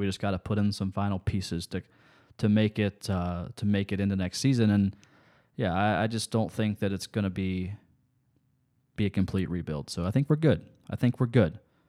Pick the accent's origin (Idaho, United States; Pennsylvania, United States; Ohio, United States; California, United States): Ohio, United States; Lancaster; I'm from Fairfield County, out Lancaster, Ohio. Okay, that's where I grew up at.